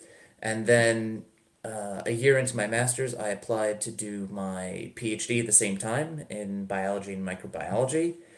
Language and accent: English; Long Island, New York, United States; now in Copenhagen, Denmark; So I grew up in New York, and from there, I grew up on Long Island